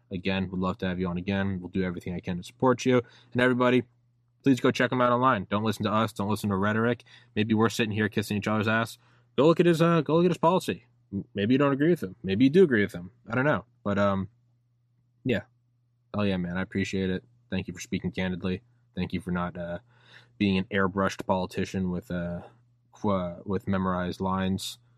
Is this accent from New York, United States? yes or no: no; Portsmouth, New Hampshire, United States; also born or lived in Maine / Georgia / Arkansas; now in Maryland, United States; And I'm in Maryland now, and I haven't lived there for a while, but I'm from New Hampshire, so fuck yeah.